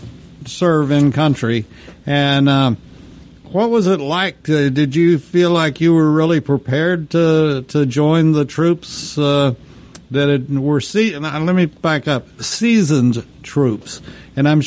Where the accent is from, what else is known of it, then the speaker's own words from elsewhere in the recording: Texas, United States; my home state, Texas